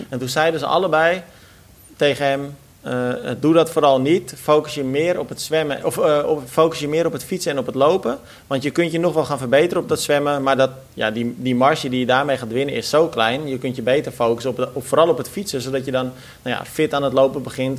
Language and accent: Dutch; Netherlands